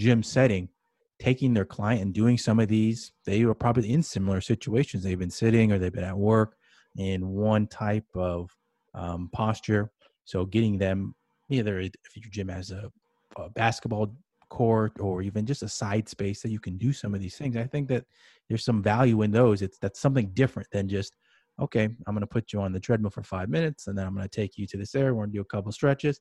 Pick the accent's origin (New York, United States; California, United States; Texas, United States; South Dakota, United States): California, United States; Manhattan Beach; I grew up in Manhattan Beach, California